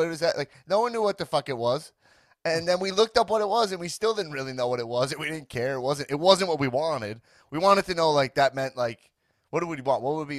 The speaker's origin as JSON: {"language": "English", "area": "Long Island", "region": "New York", "country": "United States", "tie": "born or raised there", "said": "Growing up in Long Island"}